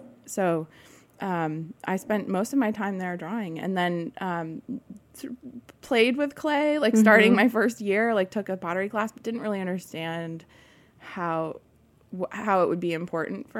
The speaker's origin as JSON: {"language": "English", "region": "Vermont", "country": "United States", "tie": "born or raised there", "said": "I grew up in Vermont on a small organic dairy farm"}